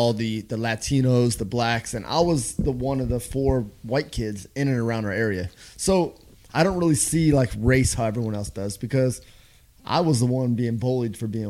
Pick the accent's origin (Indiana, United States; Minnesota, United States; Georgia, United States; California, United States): California, United States; Los Angeles; I'm from Los Angeles.